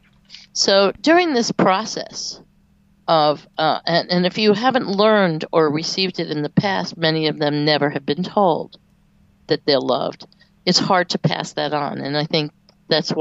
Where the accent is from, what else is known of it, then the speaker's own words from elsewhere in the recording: New York, United States; now in North Carolina, United States; I also moved to the South, and I'm from New York originally.